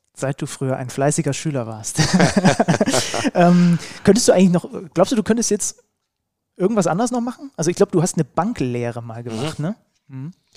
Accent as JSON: {"language": "German", "region": "Saxony", "country": "Germany", "tie": "born or raised there", "said": "ich bin ja gebürtiger Sachse"}